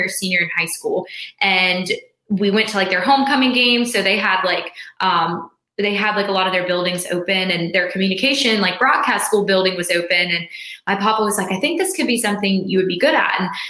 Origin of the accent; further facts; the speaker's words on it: Charlotte, North Carolina, United States; growing up in Charlotte, we had the Checkers